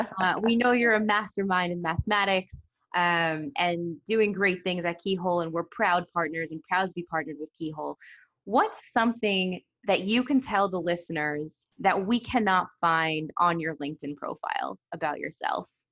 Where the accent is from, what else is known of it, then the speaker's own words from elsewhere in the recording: United States; accent: American; you can hear from my accent, I'm American